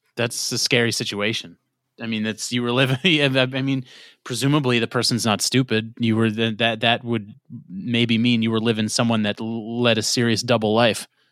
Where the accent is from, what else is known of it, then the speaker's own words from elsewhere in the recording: New York, United States; I'm from New York. I'm so New York